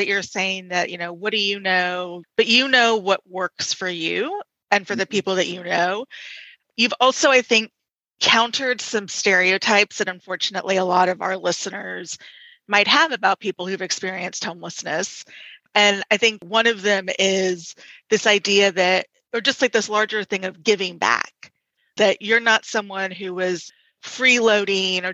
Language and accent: English; Texas, United States; I'm from Texas, so ma'am is great.